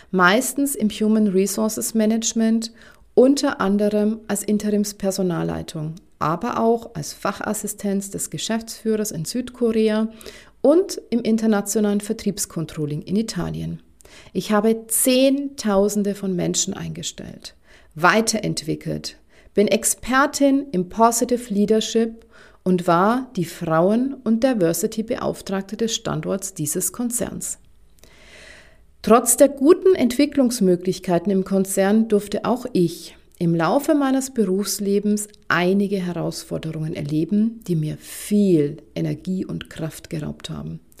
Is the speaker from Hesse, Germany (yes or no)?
no; Bavaria, Germany; Mein Mann und ich, wir werden irgendwann mal in die Provence ziehen. Und wie man an meinem süßen Akzent hören kann, komme ich ursprünglich aus Bayern.